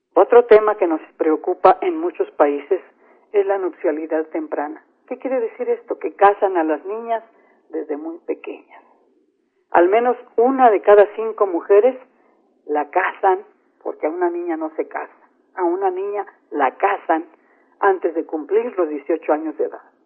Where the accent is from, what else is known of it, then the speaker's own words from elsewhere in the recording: San Luis Potosí, Mexico; En San Luis Potosí, por ejemplo, de donde soy originaria y donde radico